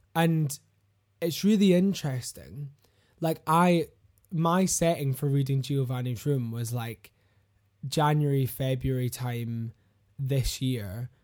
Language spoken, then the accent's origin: English; Glasgow, Scotland, United Kingdom; I'm from Glasgow